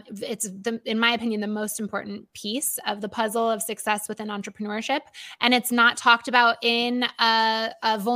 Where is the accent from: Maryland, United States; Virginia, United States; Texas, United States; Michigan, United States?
Michigan, United States; my home state of Michigan